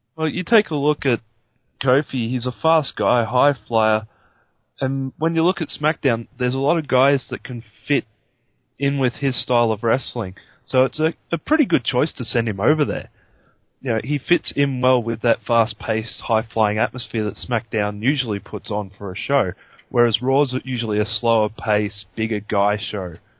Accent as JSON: {"language": "English", "country": "Australia", "said": "myself being an Australian"}